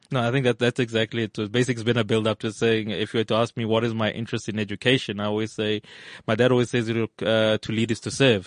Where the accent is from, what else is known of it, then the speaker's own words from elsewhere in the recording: Evaton, Gauteng, South Africa; also born or lived in Johannesburg / Australia; I come from, uh, an area in the valley called Everton